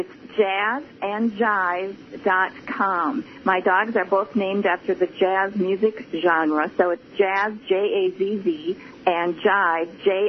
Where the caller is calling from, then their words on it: Minnesota, United States; Yes, we walk.